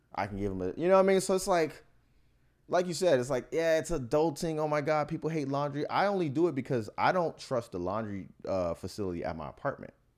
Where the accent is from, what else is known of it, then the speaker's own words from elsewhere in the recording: Miami, Florida, United States; moved away; I'm from Miami